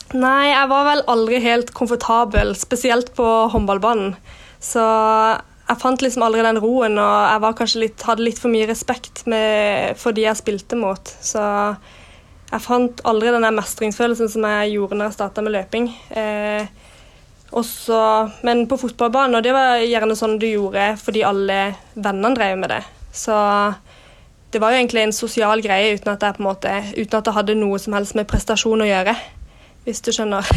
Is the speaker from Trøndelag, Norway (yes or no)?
no; Kristiansand, Agder, Norway; moved away as an adult; now in Oslo, Norway; var jeg mye hjemme i Kristiansand